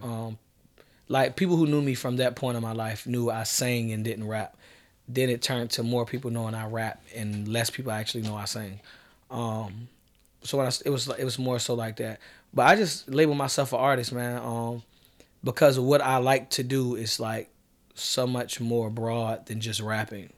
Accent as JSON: {"language": "English", "town": "Norfolk", "region": "Virginia", "country": "United States", "tie": "born or raised there", "said": "growing up in Norfolk"}